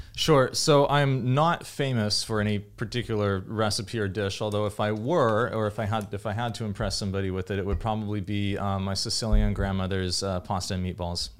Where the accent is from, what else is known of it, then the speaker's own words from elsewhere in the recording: Davis, California, United States; growing up in Davis, California